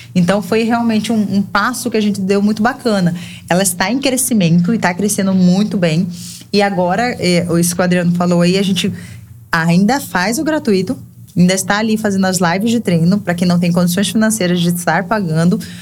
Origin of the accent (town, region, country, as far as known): Cáceres, Mato Grosso, Brazil; born or raised there; moved away as an adult; now in João Pessoa, Brazil